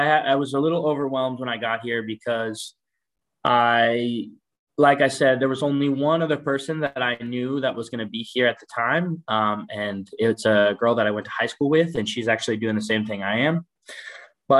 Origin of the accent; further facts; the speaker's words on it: Asheville, North Carolina, United States; moved away as an adult; now in Madrid, Spain; So I have always been in Asheville, North Carolina. I was born and raised there